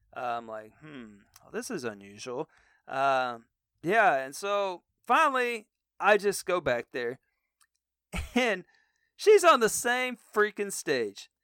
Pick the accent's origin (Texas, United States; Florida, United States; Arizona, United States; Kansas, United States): Texas, United States; I grew up in Texas